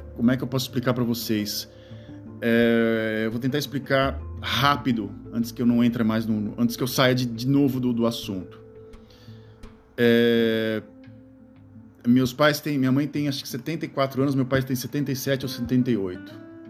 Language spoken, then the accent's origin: Portuguese; Gaúcho, Rio Grande do Sul, Brazil; accent: gauchado; now in Netherlands; quando eu fico indignado, eu começo a falar é, gauchado